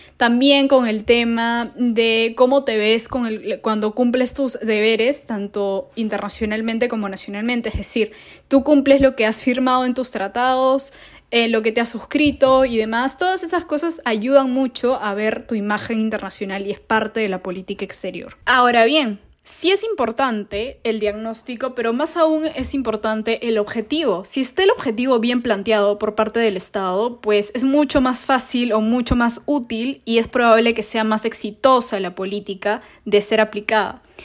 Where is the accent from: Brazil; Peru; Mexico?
Peru; como peruanos debemos preocuparnos